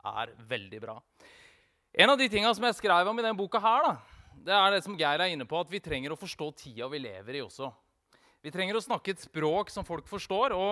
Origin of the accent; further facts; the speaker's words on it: Vestfold og Telemark, Norway; Jeg er jo telemarking.